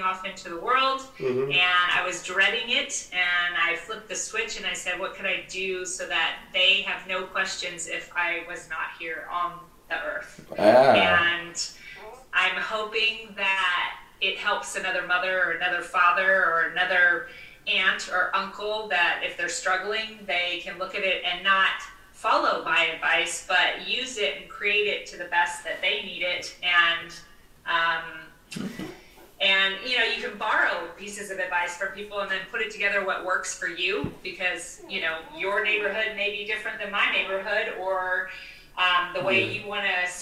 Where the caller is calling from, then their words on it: Sarasota, Florida, United States; I'm calling in from Sarasota, Florida